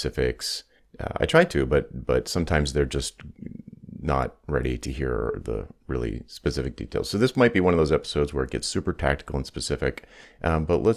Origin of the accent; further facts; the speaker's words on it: Rhode Island, United States; also born or lived in Atlanta, Georgia; after I moved from Atlanta to Rhode Island back home